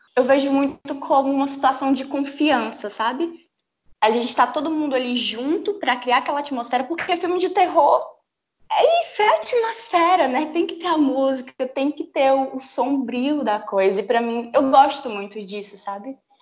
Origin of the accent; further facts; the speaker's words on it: Teresina, Piauí, Brazil; eu sou de Teresina, no Piauí